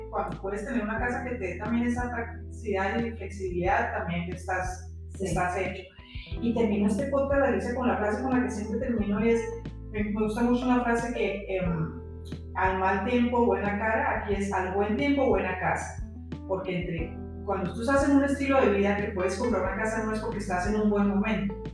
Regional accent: Colombia; also born or lived in Bogotá; now in United States; yo soy colombiana

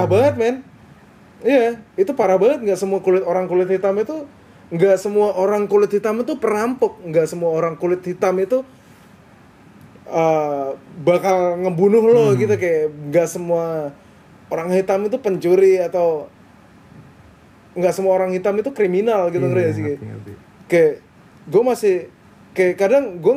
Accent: Java, Indonesia; gue kebetulan nggak besar di timur tapi gue besar di Jawa

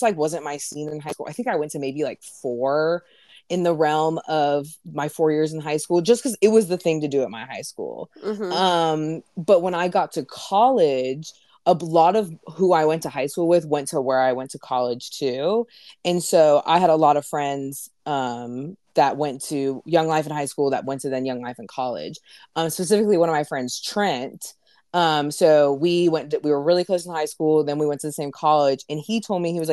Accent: Raleigh, North Carolina, United States; also born or lived in Greenville; follow Jesus in my hometown now, in Raleigh

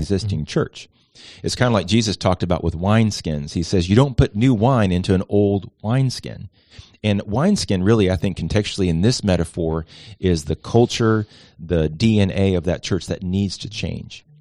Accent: Miami, Florida, United States; also born or lived in Atlanta, Georgia; now in Charleston, United States; Originally from Miami, Florida

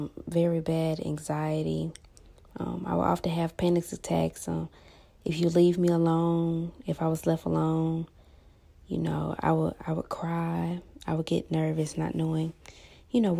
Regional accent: Huntsville, Alabama, United States; I was born and raised in Huntsville, Alabama

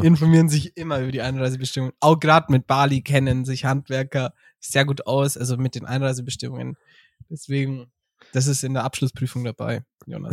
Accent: Bavaria, Germany; bei uns in Bayern

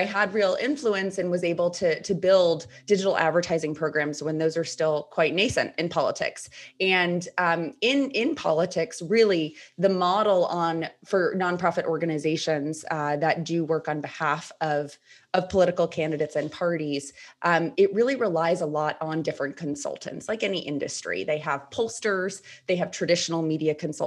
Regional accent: Rhode Island, United States; moved away as an adult; also born or lived in Washington, D.C.; I am in my home state of Rhode Island

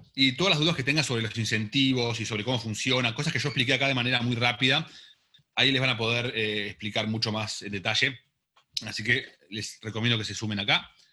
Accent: Argentina; yo soy argentino

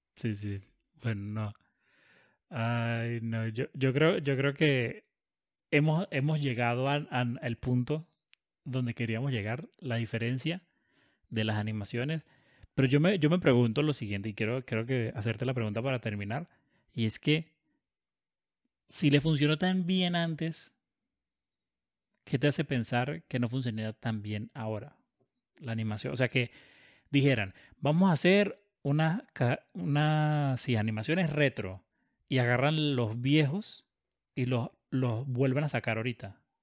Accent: Caracas, Capital District, Venezuela; Yo me crié en Caracas

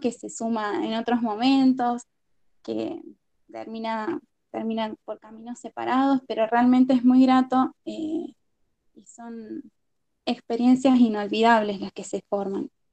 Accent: La Rioja, Argentina; moved away; also born or lived in Arroyito, Córdoba / Córdoba; sí soy de La Rioja, en, soy de La Rioja en realidad. Eh, me mudé a Arroyito después de unos años de vivir ahí. Y desde Arroyito terminé mi secundario

